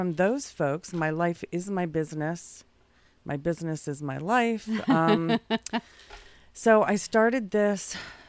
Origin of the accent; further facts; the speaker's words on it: California, United States; born there; I don't really have a from. I'm a military kid.